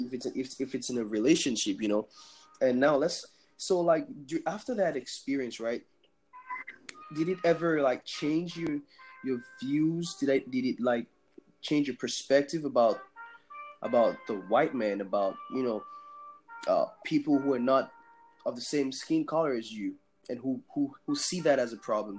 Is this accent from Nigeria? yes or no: yes; Nigeria; now in United States; I'm from Nigeria